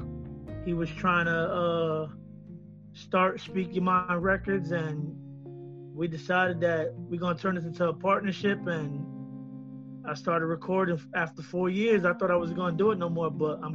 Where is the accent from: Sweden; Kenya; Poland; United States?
United States; Paterson, New Jersey; also born or lived in Pennsylvania; I'm from Paterson, New Jersey